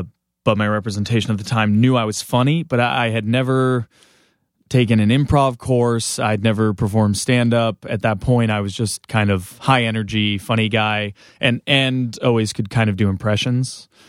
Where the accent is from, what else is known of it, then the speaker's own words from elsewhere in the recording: Southern California, United States; Southern California.